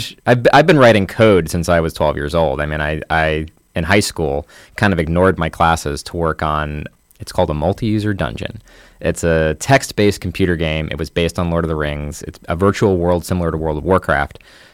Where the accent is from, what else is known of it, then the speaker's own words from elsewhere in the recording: Bloomington, Indiana, United States; also born or lived in Hartford; Yep. I don't really remember anywhere else.